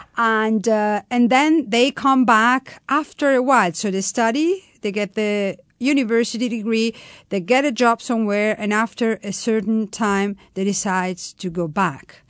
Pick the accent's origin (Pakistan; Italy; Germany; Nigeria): Italy; Florence, Tuscany; English is a second language; I was born in Tuscany, in Florence